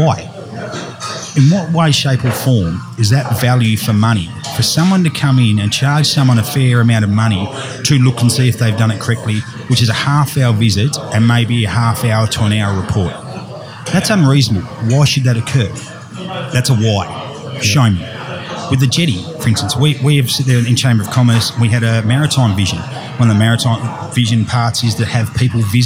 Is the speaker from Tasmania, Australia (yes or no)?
yes; Tasmania, Australia; also born or lived in Hervey Bay, Australia; now in Moreton Bay, Australia; my home state of Tassie